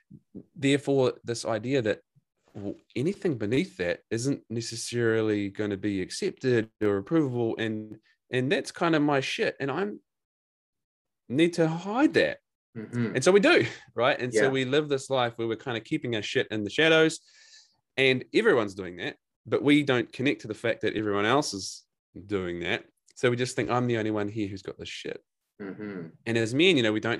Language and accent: English; New Zealand; now in Gold Coast, Australia; I'm a New Zealander.